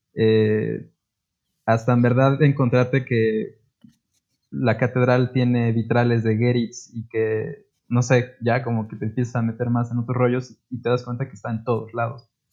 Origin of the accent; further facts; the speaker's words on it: Puebla, Mexico; como poblanos